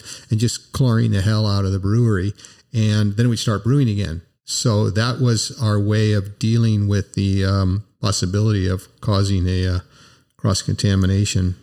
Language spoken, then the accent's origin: English; United States; I'm an American